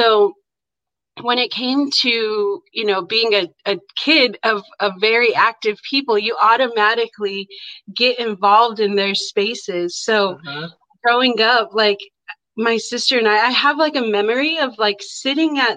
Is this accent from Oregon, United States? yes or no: yes; Warm Springs Indian Reservation, Oregon, United States; now in Portland, United States; I grew up on the Warm Springs Indian Reservation, and I grew up on my family's cattle ranch